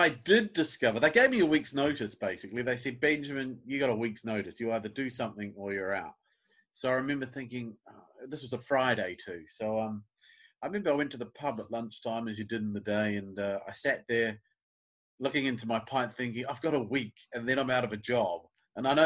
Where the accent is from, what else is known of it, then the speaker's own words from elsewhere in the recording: Nelson, New Zealand; moved away as an adult; now in Bournemouth, United Kingdom; I'm from New Zealand. I grew up in a town called Nelson, which is a coastal town like Bournemouth, where I am now.